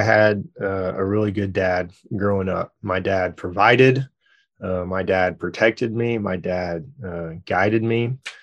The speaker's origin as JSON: {"language": "English", "town": "Dallas", "region": "Texas", "country": "United States", "tie": "born or raised there", "also_born_or_lived": "Louisiana", "moved": "yes", "lives_now": "Tulsa, United States", "said": "my family is all originally from Louisiana, which is where I was born, and then I grew up in Dallas, Texas, and then, uh, live here now"}